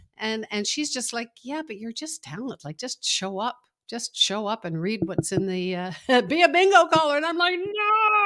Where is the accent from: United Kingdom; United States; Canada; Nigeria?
Canada; Toronto, Ontario; born or raised there; also born or lived in Montreal